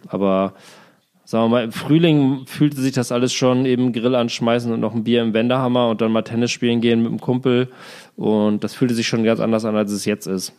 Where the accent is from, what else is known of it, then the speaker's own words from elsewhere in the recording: Germany; moved away as an adult; also born or lived in Berlin; in diesem meinem Heimatdorf